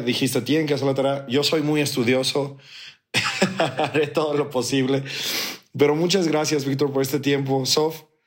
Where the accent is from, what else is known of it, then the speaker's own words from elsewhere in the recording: Mexico; soy mexicano